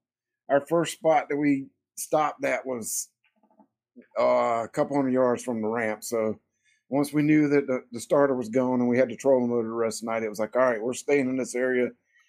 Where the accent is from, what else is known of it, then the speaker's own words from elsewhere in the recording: Hickory Tavern, South Carolina, United States; I'm from South Carolina, a little place called Hickory Tavern. It's just outside of Lawrence in the upstate portion of South Carolina. So we're in the upstate, about 45 minutes to an hour away from Clemson.